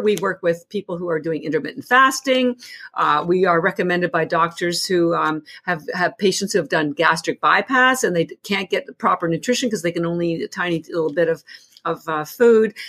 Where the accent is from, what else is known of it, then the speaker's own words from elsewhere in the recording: Canada; moved away; I'm actually from Canada originally